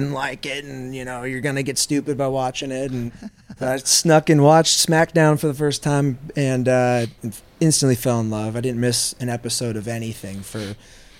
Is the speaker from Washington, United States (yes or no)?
yes; Seattle, Washington, United States; moved away; Originally Seattle, Washington.